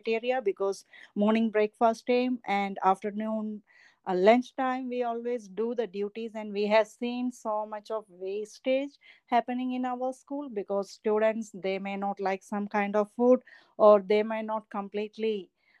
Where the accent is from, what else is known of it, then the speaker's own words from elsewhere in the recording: India; moved away as an adult; now in Williamsburg County, South Carolina, United States; I am not from here. I am from Asia. I am from India